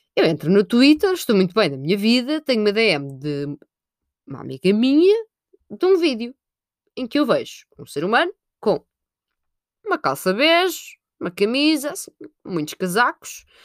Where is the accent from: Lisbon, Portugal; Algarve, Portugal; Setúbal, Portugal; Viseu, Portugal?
Lisbon, Portugal; Sintra; eu sou de Sintra, sou de Sintra